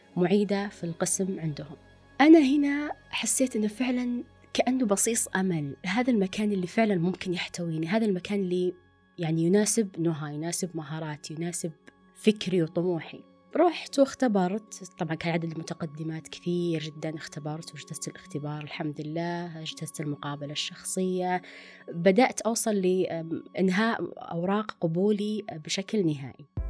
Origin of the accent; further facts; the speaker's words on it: Riyadh, Riyadh Province, Saudi Arabia; also born or lived in Dammam; كوني أنا أصلا من الرياض ورحت الدمام بيئة جديدة